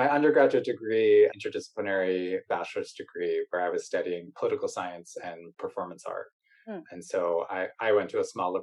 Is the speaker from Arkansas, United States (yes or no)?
no; Maine, United States; moved away as an adult; also born or lived in Montreal, Canada; I'm from Maine, so that's where I went